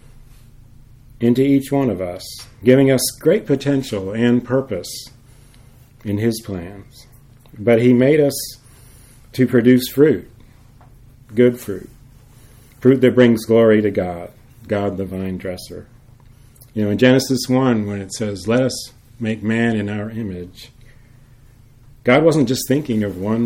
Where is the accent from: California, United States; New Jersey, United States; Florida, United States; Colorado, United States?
Florida, United States; Jacksonville; moved away; the house where I grew up in Jacksonville